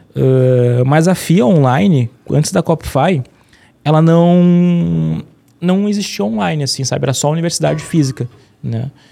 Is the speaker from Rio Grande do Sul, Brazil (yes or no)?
yes; Porto Alegre, Rio Grande do Sul, Brazil; Eu sou, eu sou de Porto Alegre